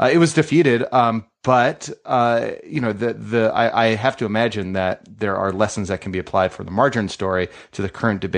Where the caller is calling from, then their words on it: Colorado, United States; I'm calling you from Colorado